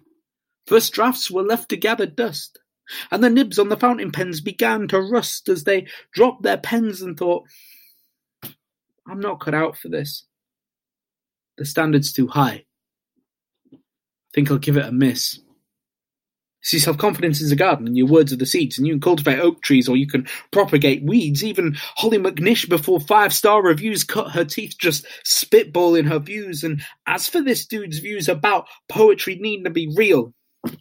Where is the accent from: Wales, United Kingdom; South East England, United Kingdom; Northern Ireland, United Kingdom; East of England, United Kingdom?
South East England, United Kingdom; Isle of Wight; I'm from the Isle of Wight.